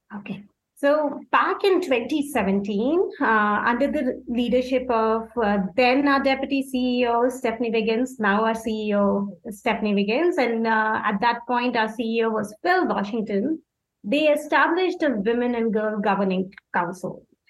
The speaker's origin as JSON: {"language": "English", "country": "India", "moved": "as an adult", "lives_now": "Los Angeles, United States", "said": "I'm from India."}